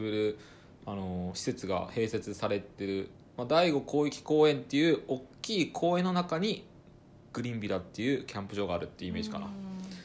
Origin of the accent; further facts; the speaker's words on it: Ibaraki, Japan; moved away; 元々僕も茨城県人だった